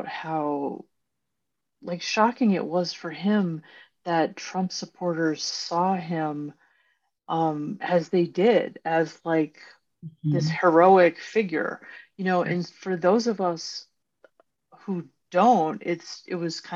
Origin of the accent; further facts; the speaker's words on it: United States; as an American